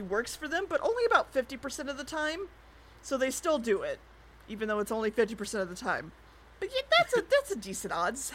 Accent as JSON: {"language": "English", "country": "United States", "said": "I'm American"}